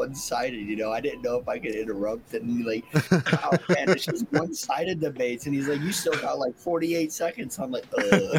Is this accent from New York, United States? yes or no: yes; New York, United States; I'm from New York. You know, we walk blocks in seconds, you know?